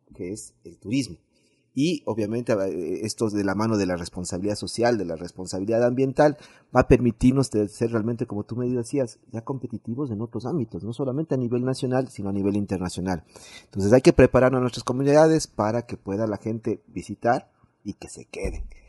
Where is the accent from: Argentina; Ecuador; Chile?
Ecuador; Quito, Pichincha; como quiteños